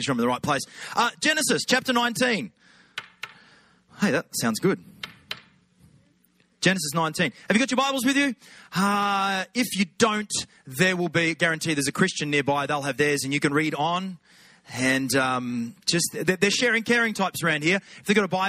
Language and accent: English; Australia; accent: Aussie; Feels like home now